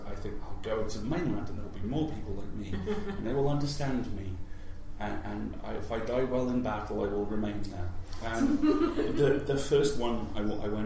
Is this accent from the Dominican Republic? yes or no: no; Isle of Man; I grew up on the Isle of Man